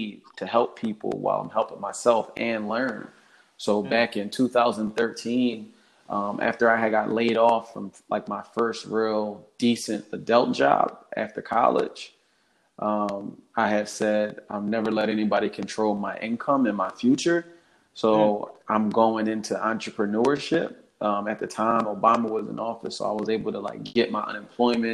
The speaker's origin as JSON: {"language": "English", "town": "Philadelphia", "region": "Pennsylvania", "country": "United States", "tie": "born or raised there", "said": "I'm born and raised in Philadelphia, Delaware County, West Catholic graduate."}